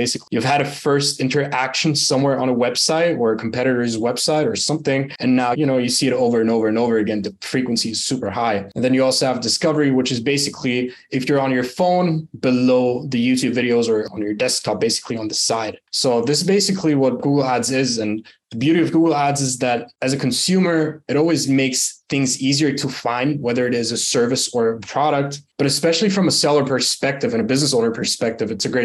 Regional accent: Germany; moved away as an adult; also born or lived in United Arab Emirates; now in Bali, Indonesia; born and raised in Germany, actually emigrated to the UAE the last year in September, moved to Bali. So I'm living in Bali right now.

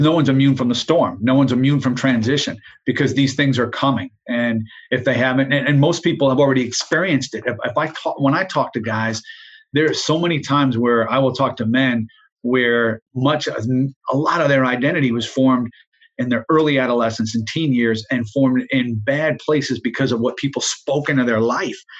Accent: Jersey Shore, New Jersey, United States; I grew up in New Jersey, South Jersey, uh, on the Jersey Shore

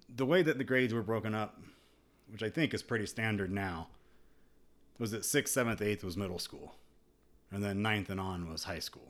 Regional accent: United States; growing up in America

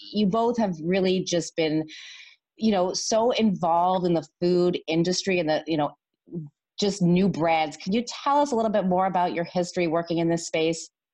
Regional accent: Canada; I'm Canadian

